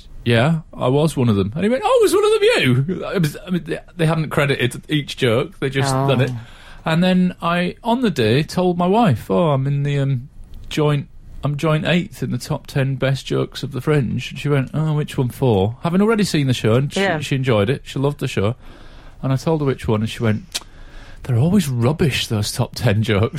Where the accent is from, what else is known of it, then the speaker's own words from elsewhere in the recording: Glasgow, Scotland, United Kingdom; also born or lived in Muirfield; Technically, I'm originally from Glasgow